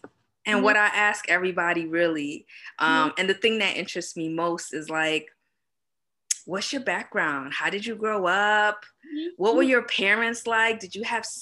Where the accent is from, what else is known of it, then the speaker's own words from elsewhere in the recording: New York City, New York, United States; I grew up in New York, Brooklyn